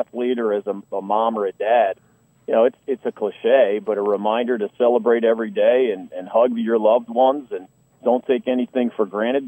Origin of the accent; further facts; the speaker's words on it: Philadelphia, Pennsylvania, United States; My hometown of Philadelphia, which is also Kobe's